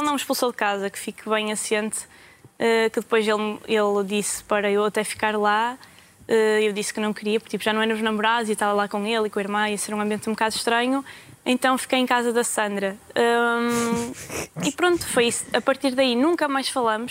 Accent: the North, Northern Portugal, Portugal; eu sou do Norte

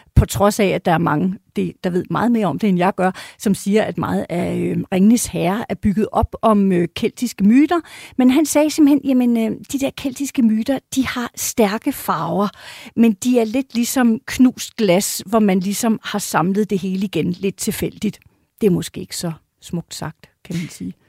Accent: Denmark; som dansker

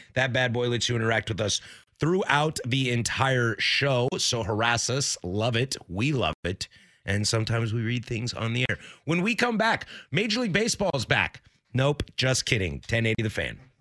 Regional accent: Pacific Northwest, United States; I was born, I am born and raised in the Pacific Northwest.

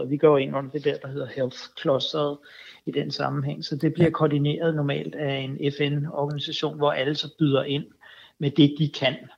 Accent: Denmark; vi gør alene som danskere

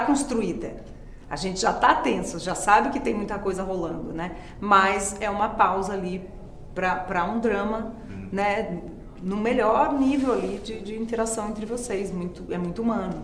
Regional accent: São Paulo, Brazil; Eu particularmente cresci em bairro de periferia em São Paulo

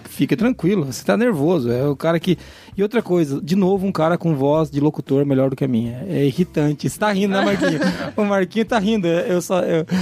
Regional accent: Paraná, Brazil; Eu sou paranaense

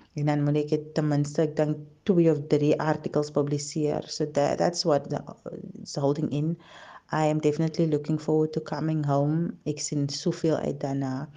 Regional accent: Cape Town, Western Cape, South Africa; moved away as an adult; also born or lived in Kuils River; now in Germany; Ek is gebore en getoe in die Kaap op die Kaapse vlakte. Ek het so tussen Mitchells Plain en Parkwood groot geword

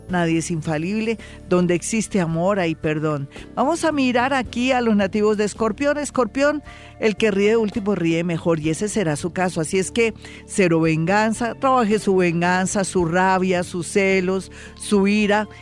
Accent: Colombia; somos colombianos

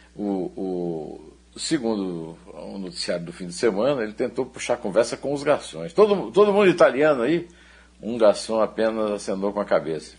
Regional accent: Iraúna, Paraíba, Brazil; eu sou de Iraúna, no sertão

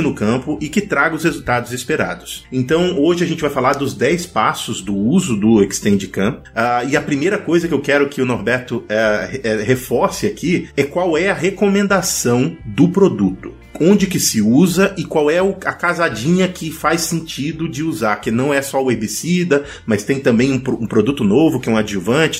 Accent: Pará, Brazil; eu sou lá do Pará.

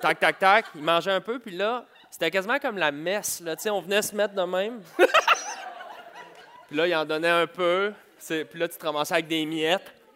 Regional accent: Montreal, Quebec, Canada; je viens de Montréal

